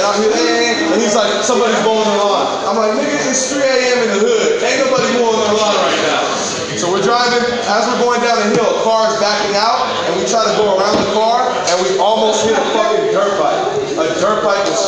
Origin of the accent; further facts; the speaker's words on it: San Francisco, California, United States; I'm from Frisco